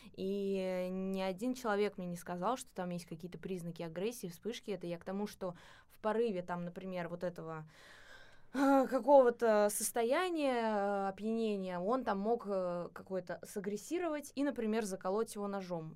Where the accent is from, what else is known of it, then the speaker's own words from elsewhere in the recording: Moscow Oblast, Russia; в Московской области, вот э, там, откуда я родом